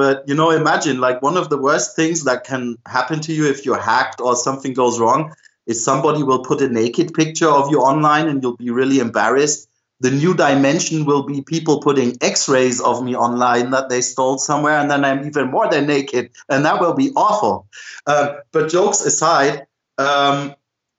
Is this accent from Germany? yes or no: yes; Germany; I'm from Germany